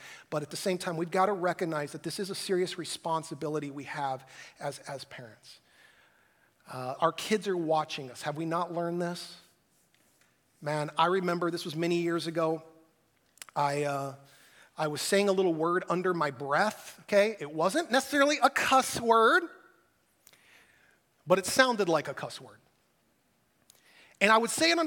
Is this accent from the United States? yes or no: yes; United States; as American Christians